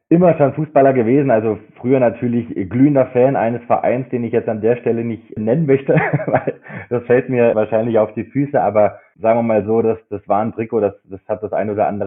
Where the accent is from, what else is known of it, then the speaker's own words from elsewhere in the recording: Kassel, Hesse, Germany; now in Munich, Germany; Gut, dann bin ich äh, Kasseläner und in Habich bei Dörmerk aufgewachsen, genau.